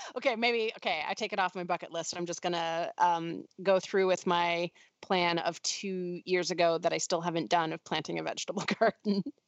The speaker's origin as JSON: {"language": "English", "country": "Canada", "moved": "yes", "lives_now": "United States", "said": "there's still some Canadianisms that come out"}